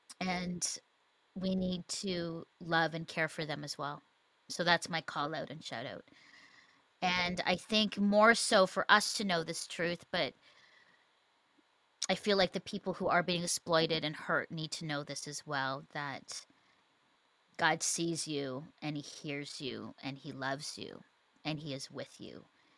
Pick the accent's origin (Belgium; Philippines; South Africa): Philippines; also born or lived in Canada; it has to do with the Philippines and me being Filipino and Canadian and Canada's part in all of this.